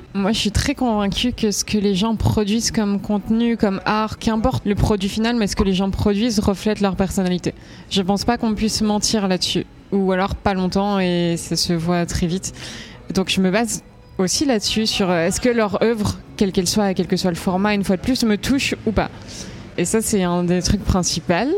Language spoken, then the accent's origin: French; Switzerland; Moi j'étais en Suisse, je suis en Suisse et j'ai grandi en Suisse.